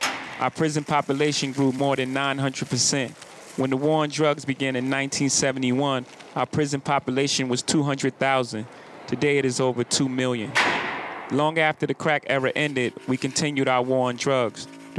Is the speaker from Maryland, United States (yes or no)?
no; New York, United States; My home state of New York started this with Rockefeller laws.